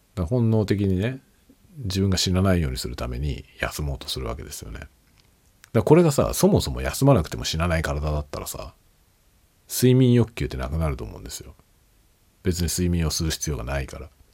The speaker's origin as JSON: {"language": "Japanese", "country": "Japan", "first_language": "Japanese", "said": "今僕はねネイティブ日本語なので日本人で日本語がネイティブ"}